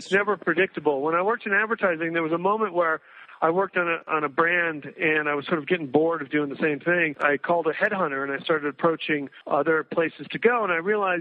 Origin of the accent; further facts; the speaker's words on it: East Coast, United States; moved away as an adult; also born or lived in New York; now in Santa Fe, United States; I grew up in the East Coast